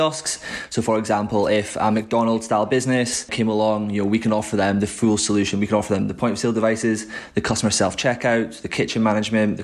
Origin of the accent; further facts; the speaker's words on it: Aberdeen, Scotland, United Kingdom; moved away as an adult; now in Edinburgh, United Kingdom; I'm originally from Aberdeen.